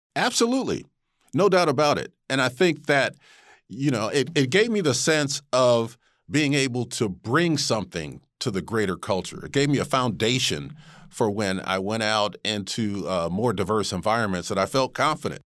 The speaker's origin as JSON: {"language": "English", "town": "Rochester", "region": "New York", "country": "United States", "tie": "born or raised there", "also_born_or_lived": "Trinidad", "moved": "as an adult", "lives_now": "Portland, United States", "said": "I grew up in a mostly a black and Puerto Rican neighborhood in, uh, Rochester, New York, which is my hometown."}